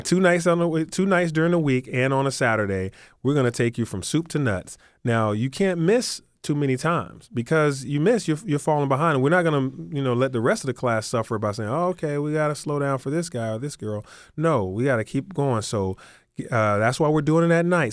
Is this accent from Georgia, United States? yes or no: yes; Atlanta, Georgia, United States; I grew up in Atlanta